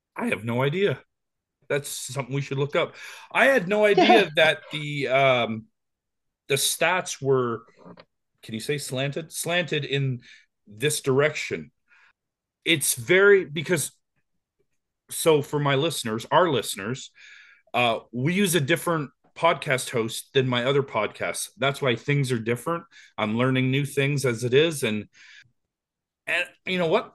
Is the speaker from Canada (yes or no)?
yes; Canada; we're Canadian